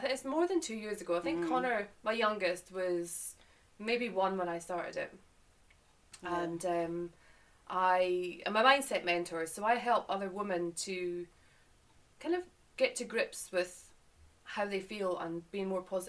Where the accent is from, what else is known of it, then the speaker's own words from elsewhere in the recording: Boat of Garten, Scotland, United Kingdom; moved away as an adult; now in England; to give a little context to my accent and where I've come from, Scotland, and I moved to England nearly 12 years ago, from a little place called Boat of Garton up in the Highlands of Scotland near the Cairngorms.